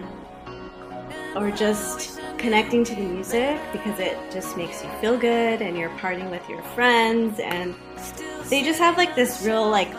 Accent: Los Angeles, California, United States; growing up in Los Angeles

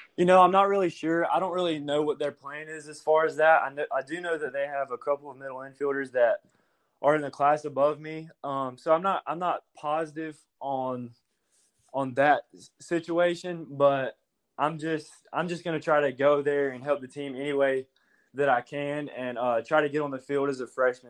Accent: Hope Hull, Alabama, United States; I'm actually from Hopeful, Alabama.

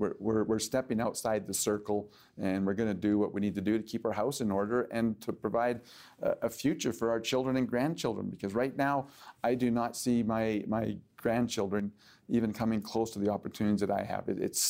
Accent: London, Ontario, Canada; when I say that I'm from London and the 905, they think I'm from Britain.

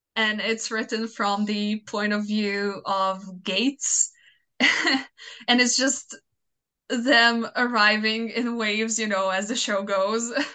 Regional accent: Croatia; first language Croatian; English is a second language

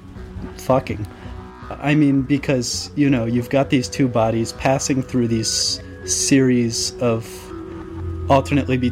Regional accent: Washington, District of Columbia, United States; now in Philadelphia, United States; originally from D.C., now I'm from Philly

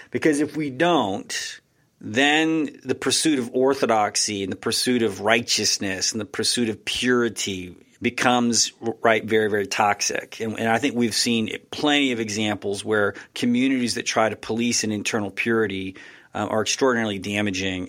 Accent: Texas, United States; I'm from Texas

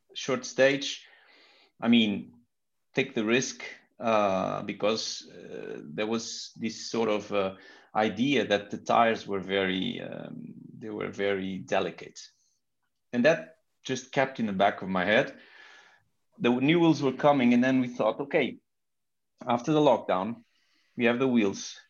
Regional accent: Portugal; English is a second language; I'm from Portugal

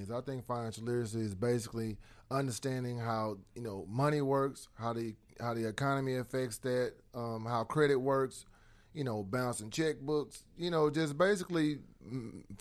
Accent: Ennis, Texas, United States; I'm from Ennis

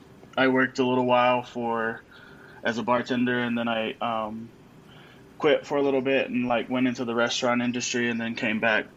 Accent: Tennessee, United States; moved away as an adult; now in Denver, United States; I'm originally from Tennessee

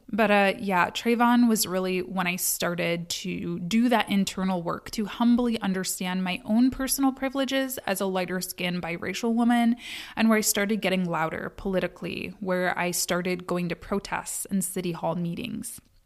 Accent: United States; I'm from America

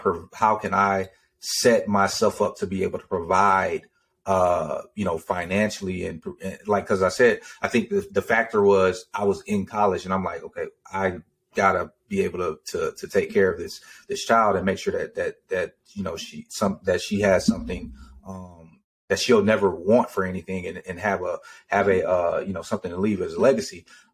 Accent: Georgia, United States; born there; also born or lived in Texas / Germany; I was born in Georgia, moved to Texas, and then I lived in Germany for almost five years.

